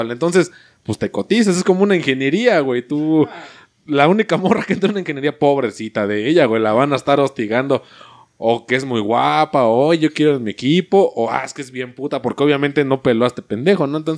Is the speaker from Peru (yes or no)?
no; Mexico; no, sí, soy mexicano